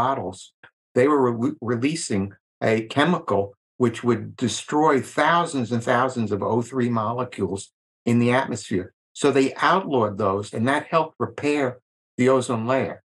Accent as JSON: {"language": "English", "area": "Long Island", "region": "New York", "country": "United States", "tie": "born or raised there", "said": "I grew up on Long Island in New York"}